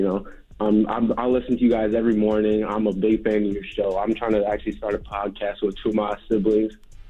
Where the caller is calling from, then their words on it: Washington, District of Columbia, United States; I'm calling in from Howard University.